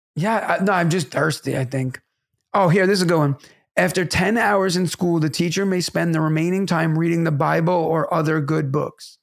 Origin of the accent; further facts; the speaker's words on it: New York City, New York, United States; it's New York City, my hometown